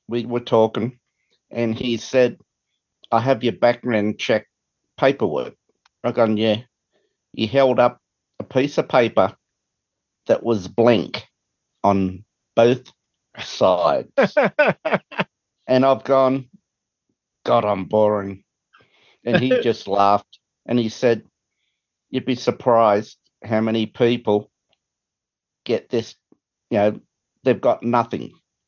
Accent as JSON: {"language": "English", "country": "Australia", "moved": "yes", "lives_now": "United States", "said": "I am an Australian who's living in the US and I have citizenship"}